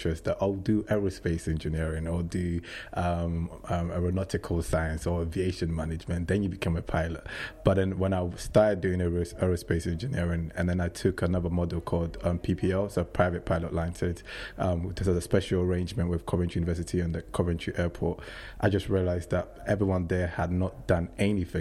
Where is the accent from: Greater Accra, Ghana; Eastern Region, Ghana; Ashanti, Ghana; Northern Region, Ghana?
Greater Accra, Ghana; Accra; moved away as an adult; now in England; I was born and raised in Ghana to a very Christian family in Accra